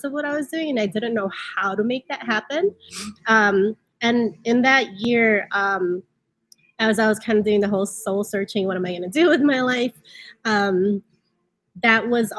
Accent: Chicago, Illinois, United States; coming from immigrant families, and then growing up in Chicago, in the streets of Chicago

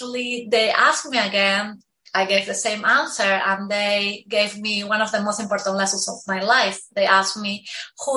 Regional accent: Peru; moved away as an adult; also born or lived in Lima, Peru; now in Miami, United States; So I am originally from Peru

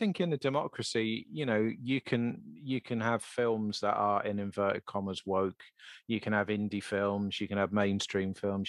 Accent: United Kingdom; being British

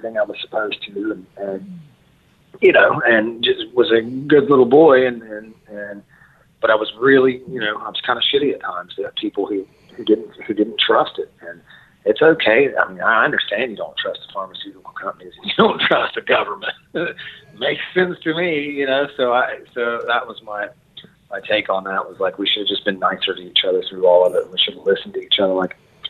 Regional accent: West Virginia, United States; being from West Virginia and being an American

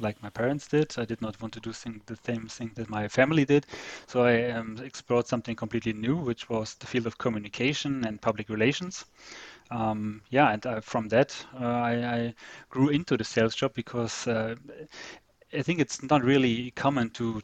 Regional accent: Northern Germany, Germany; moved away as an adult; also born or lived in Hanover / San Diego; now in Zurich, Switzerland; I'm from the northern part of Germany, a bit more near the Dutch border. So I grew up in a small town there

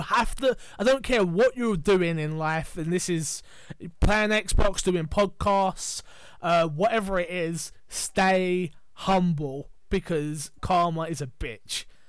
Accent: England, United Kingdom; we're English

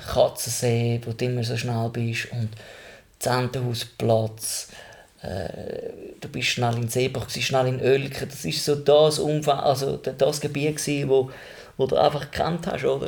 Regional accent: Switzerland; also born or lived in Zürcher Unterland / Rapperswil; Mein Ursprung ist zwar die Schweiz

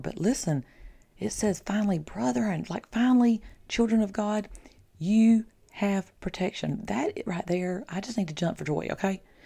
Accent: the South, United States; I'm from the South.

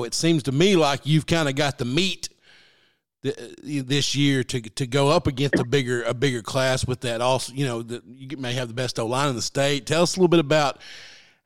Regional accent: Mineral Springs, Arkansas, United States; I grew up down there in Mineral Springs, just outside of Nashville

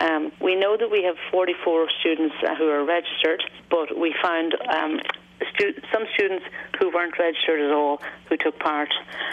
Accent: United States; Yeah, but no, I'm a visitor from the States last week, actually.

